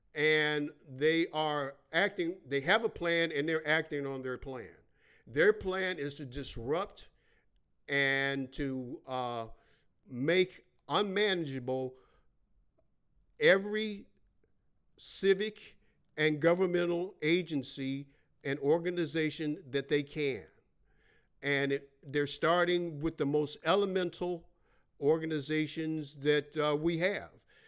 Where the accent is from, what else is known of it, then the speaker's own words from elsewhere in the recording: Chicago, Illinois, United States; I was born and raised in Chicago, Illinois. west side of Chicago.